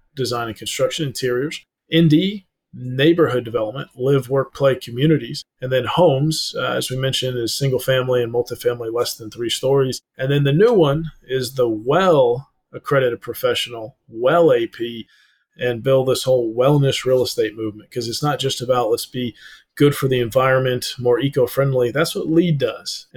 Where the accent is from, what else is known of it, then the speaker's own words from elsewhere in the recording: North Georgia Mountains, United States; also born or lived in Atlanta, Georgia; I'm in Atlanta, Georgia right now. I grew up in the North Georgia Mountains.